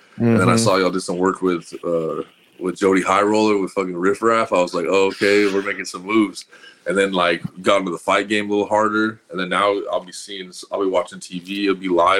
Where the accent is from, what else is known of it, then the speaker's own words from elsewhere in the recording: Denver, Colorado, United States; I grew up in Colorado, in Denver.